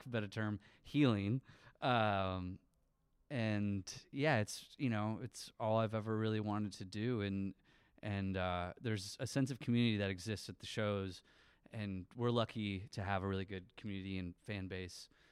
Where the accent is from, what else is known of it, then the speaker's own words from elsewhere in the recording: St. Johns, Michigan, United States; moved away; also born or lived in Lansing; I grew up in Saint John's, uh, which maybe some people know of, but it's a little town tucked away, like, fifteen minutes from here